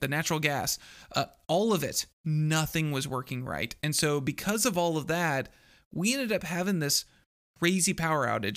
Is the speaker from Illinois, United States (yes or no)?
no; Texas, United States; born or raised there; also born or lived in Iowa